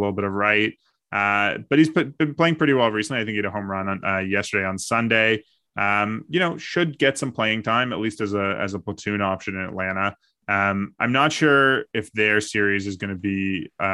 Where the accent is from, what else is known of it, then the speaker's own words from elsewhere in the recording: Canada; as a Canadian